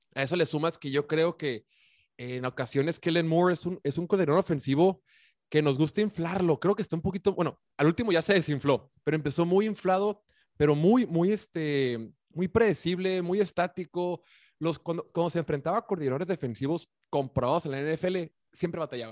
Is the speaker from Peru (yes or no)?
no; Mexico; somos mexicanos